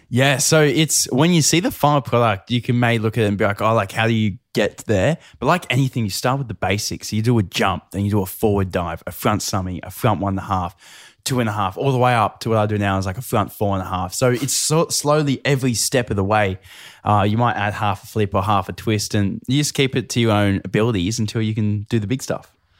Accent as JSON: {"language": "English", "town": "Newcastle", "region": "New South Wales", "country": "Australia", "tie": "born or raised there", "said": "I grew up in Newcastle"}